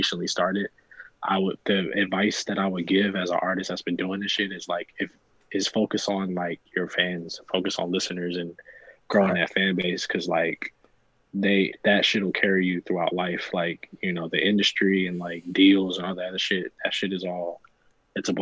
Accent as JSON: {"language": "English", "region": "New Jersey", "country": "United States", "also_born_or_lived": "Ohio", "said": "I'm from Jersey."}